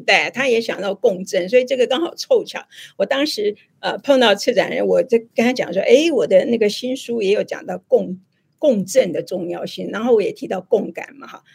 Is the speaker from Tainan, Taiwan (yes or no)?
yes; Tainan, Taiwan; 我台南人呐